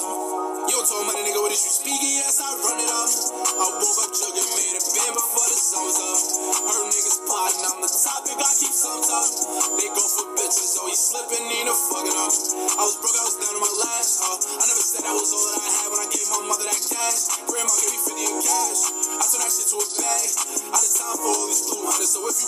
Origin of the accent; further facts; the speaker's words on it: New York City, New York, United States; I'm also from Highbridge, 718 to the 518